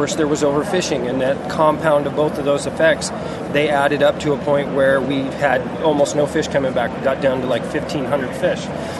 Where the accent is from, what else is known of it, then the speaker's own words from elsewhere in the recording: Arlington, Washington, United States; also born or lived in Alaska; I grew up in Arlington, Washington.